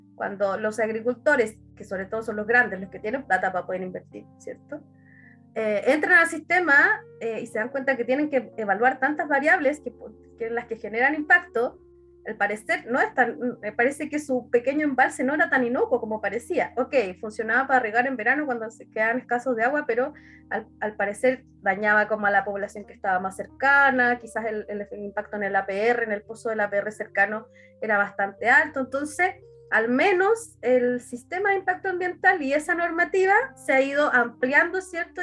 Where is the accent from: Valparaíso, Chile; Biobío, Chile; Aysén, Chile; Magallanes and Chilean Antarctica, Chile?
Aysén, Chile; Coyhaique; yo soy de Coyhaique